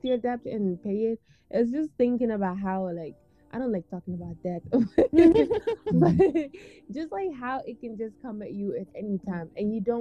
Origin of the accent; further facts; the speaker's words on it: Fajara, Gambia; now in United States; even in Gambia, I grew up in Fajara, which is like very quiet